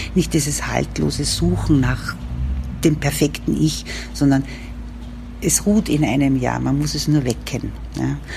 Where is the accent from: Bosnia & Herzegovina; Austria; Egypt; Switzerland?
Austria; Upper Austria; moved away as an adult; now in Vienna, Austria; bin nicht aus Wien, bin aus Oberösterreich, aber in Wien sehr gerne lebend schon gewesen